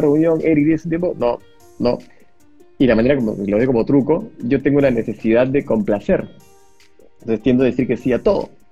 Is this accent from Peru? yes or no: yes; Peru; Me metí a todas las bolsas de trabajo que existían en mi país